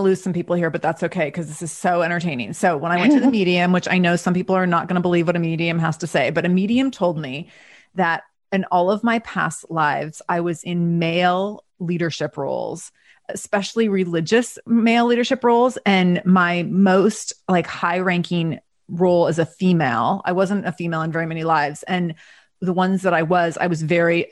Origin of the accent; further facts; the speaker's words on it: Seattle, Washington, United States; I was born on November 21st, 1975 at 11:30 in the morning in Seattle.